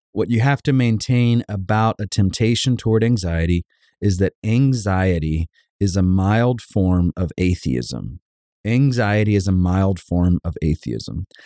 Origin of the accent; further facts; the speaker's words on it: Savannah, Georgia, United States; Growing up in Savannah, Georgia, we lived just across the street from a cul-de-sac